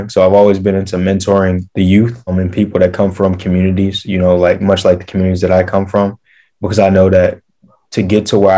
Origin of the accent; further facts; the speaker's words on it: Atlanta, Georgia, United States; born there; I was born in Atlanta, so you know I was tasked with finding a university in Atlanta